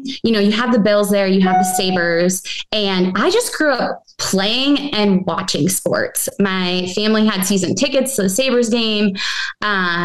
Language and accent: English; Orchard Park, New York, United States; now in Cincinnati, United States; The stadium's in Orchard Park. That's actually my hometown